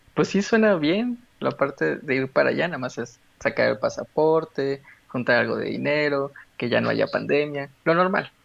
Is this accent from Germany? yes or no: no; Aguascalientes, Mexico; also born or lived in Guanajuato, Mexico / Mexico City, Mexico; crecí en Aguascalientes